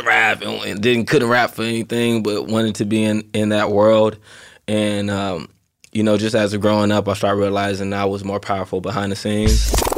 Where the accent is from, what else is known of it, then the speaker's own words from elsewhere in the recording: Inglewood, California, United States; also born or lived in Carson, California; I lived in Inglewood up until I was twelve